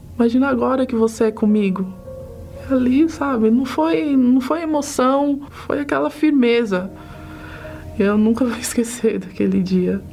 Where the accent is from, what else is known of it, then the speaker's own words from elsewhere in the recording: São Paulo, Brazil; tenho 38 anos, sou de São Paulo.